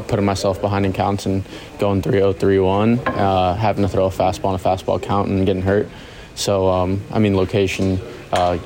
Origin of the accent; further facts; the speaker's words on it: South Florida, United States; me growing up in South Florida